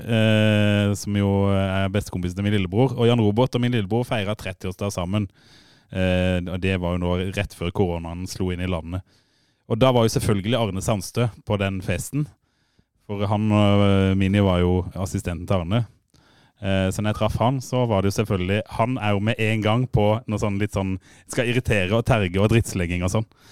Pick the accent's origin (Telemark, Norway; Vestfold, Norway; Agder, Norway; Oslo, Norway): Agder, Norway; Fevik; jeg er faen ikke fra Grimstad, jeg er fra Fevik